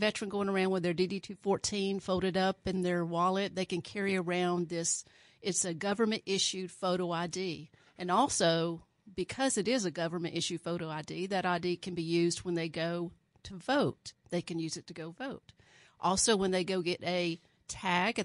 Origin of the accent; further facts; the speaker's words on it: Alabama, United States; now in Sedgwick County, Kansas, United States; I was born in Alabama and raised in a very small town